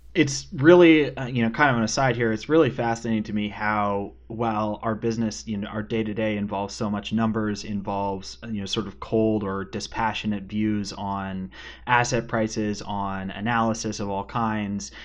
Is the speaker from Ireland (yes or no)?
no; Western Canada, British Columbia, Canada; accent: Canadian; now in Winston-Salem, United States; I grew up in Western Canada, so like twenty-five minute drive from a ski hill.